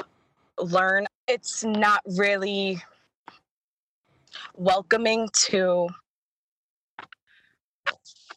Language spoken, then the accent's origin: English; New York City, New York, United States; moved away as an adult; I'm from Brooklyn, New York.